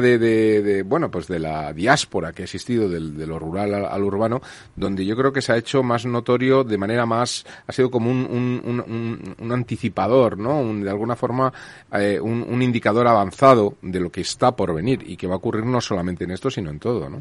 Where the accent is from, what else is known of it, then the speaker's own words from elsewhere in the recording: Cebreros, Castile and León, Spain; sitios donde pasé mi infancia, uno que hay en Cebreros, en Ávila